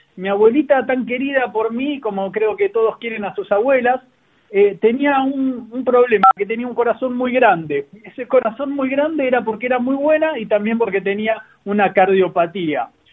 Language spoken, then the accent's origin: Spanish; Argentina; now in Chile; digo acá en Chile porque hoy estoy viviendo en Chile, yo soy argentino pero estoy acá